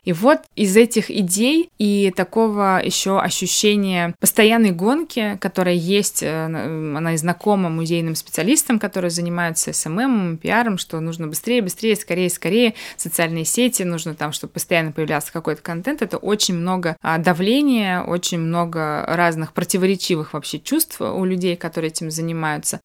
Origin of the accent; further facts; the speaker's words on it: Baku, Azerbaijan; moved away; хорошая знакомая в Баку, когда я приезжаю, это мой родной город